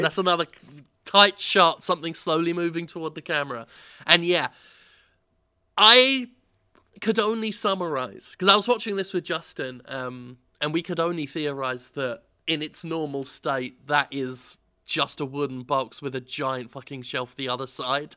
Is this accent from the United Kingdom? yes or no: yes; England, United Kingdom; I'm, I'm so English